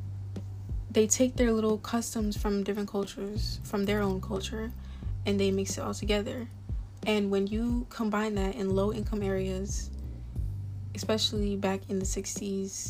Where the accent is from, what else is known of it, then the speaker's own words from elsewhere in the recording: Florida, United States; I was raised around African-Americans, especially in Florida.